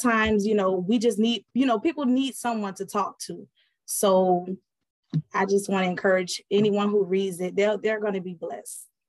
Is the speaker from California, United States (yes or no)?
no; Miami, Florida, United States; also born or lived in Fort Bragg, North Carolina; I was born actually in Fort Bragg, North Carolina, raised in Miami, Florida.